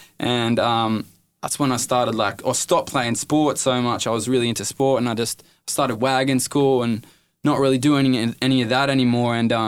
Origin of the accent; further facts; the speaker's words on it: Ballina, New South Wales, Australia; born there; also born or lived in Inverell / Parkes / Dubbo / Mudgee; Nah, so I moved around heaps, bro. I was born in Ballina, then we moved to Inverell, then Parks, then Dubbo, then Mudgee, then I left school, then I lived in Wollongong, Then Maitland, then Musselbrook